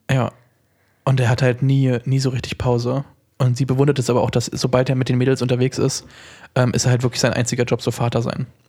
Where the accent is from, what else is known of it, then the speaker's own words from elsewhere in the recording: Germany; als Deutscher